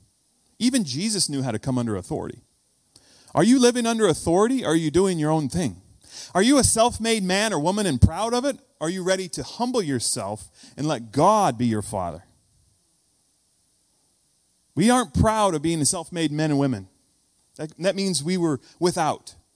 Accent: United States; When you hear me say foyer instead of foyer, you know I'm from the States

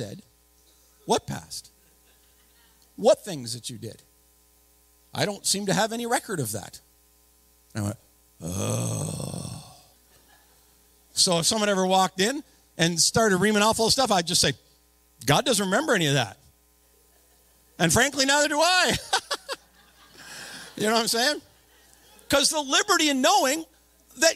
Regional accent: Napanee, Ontario, Canada; I was born and raised in Napanee

